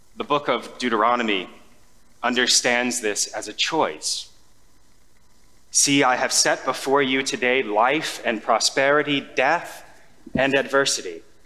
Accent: United States; We, as an American society

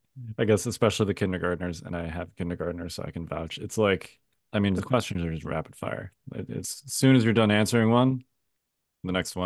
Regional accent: Chicago, Illinois, United States; I know Tim is like, look, I grew up in Chicago, Tim. I feel you.

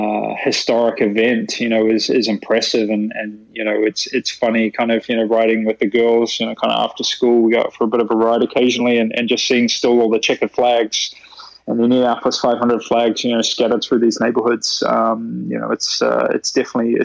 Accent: New Zealand; moved away; I'm from New Zealand

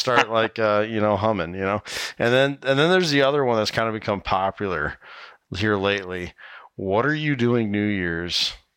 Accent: Iowa, United States; here in my home state of Iowa

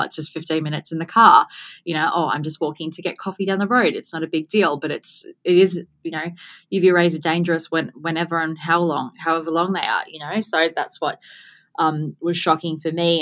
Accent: Gold Coast, Queensland, Australia; born and bred on the Gold Coast

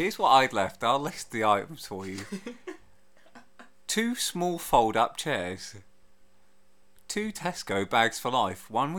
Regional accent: Leighton Buzzard, East of England, United Kingdom; also born or lived in Hemel Hempstead; I've moved back from Hemel to my hometown of Leighton Buzzard.

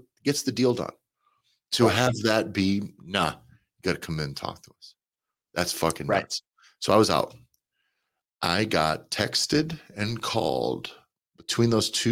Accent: United States

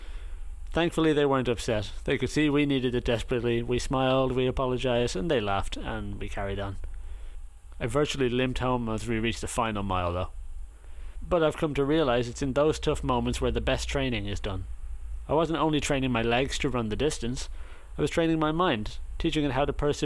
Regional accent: Ireland; moved away as an adult; growing up in Ireland

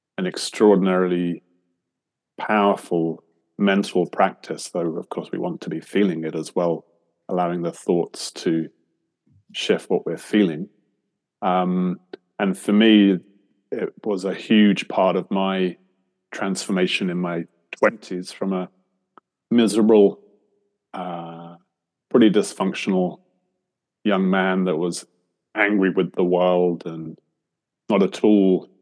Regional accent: England, United Kingdom; now in Australia; I'm an Englishman in England at the moment for the first time in a while. I've lived in Australia for the last 20 years

